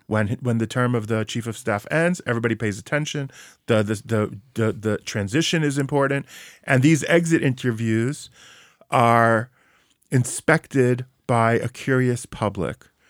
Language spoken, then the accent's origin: English; New York, United States; as a New Yorker